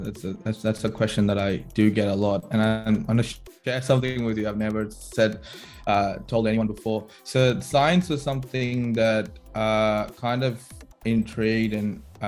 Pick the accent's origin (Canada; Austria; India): India; Chennai, Tamil Nadu; moved away as an adult; now in Melbourne, Australia; I'm very Chennai, but even though my family is actually from Kerala, I was born and raised in Chennai, so I always identify myself as a Tamil boy. And then coming to Australia was a big change for me.